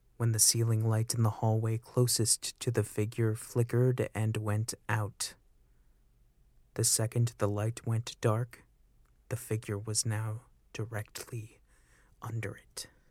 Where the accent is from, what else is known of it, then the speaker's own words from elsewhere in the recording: Auburn, New York, United States; my hometown of Auburn, New York